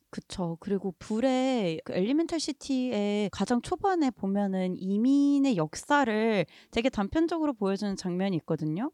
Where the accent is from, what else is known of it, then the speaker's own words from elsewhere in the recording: South Korea; 저는 한국에서 태어나고 자란